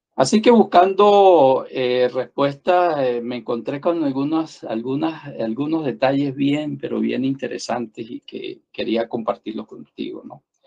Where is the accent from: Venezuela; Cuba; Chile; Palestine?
Venezuela; San Cristóbal, Táchira; also born or lived in Bogotá, Colombia; como otros venezolanos me tocó emigrar y me fui a Colombia